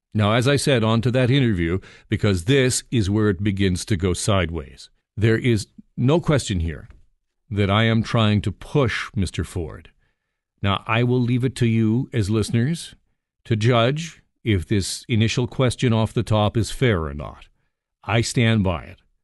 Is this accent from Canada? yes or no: yes; Burlington, Ontario, Canada; I grew up in Burlington.